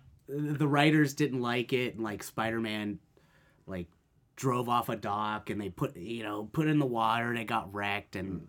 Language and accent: English; San Bruno, California, United States; now in Japan; San Bruno, actually. I'm not really cool enough to live, you know, to be born and raised in San Francisco. San Bruno, which is 15 minutes away.